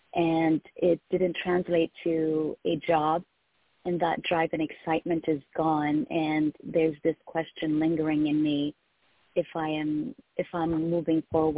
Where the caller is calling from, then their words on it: Tennessee, United States; I'm calling from Tennessee.